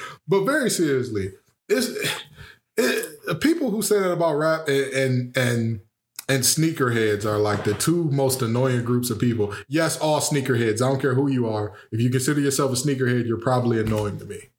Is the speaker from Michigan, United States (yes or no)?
yes; Detroit, Michigan, United States; I was raised on Westmoreland and Greenfield on the mile, 7 mile that is